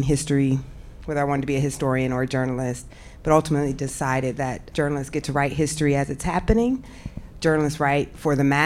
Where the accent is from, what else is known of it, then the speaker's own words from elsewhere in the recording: Iowa, United States; moved away; I'm from Iowa